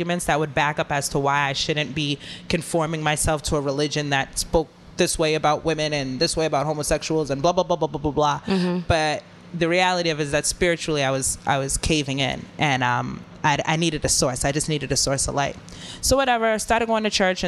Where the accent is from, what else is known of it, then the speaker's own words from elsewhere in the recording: Boston, Massachusetts, United States; I'm from Boston.